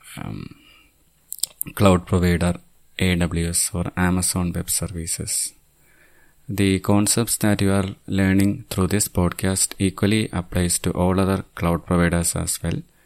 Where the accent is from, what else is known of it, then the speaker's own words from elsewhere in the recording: Thiruvananthapuram, Kerala, India; I'm from Thiruvananthapuram, Kerala state, which is on the southernmost part of India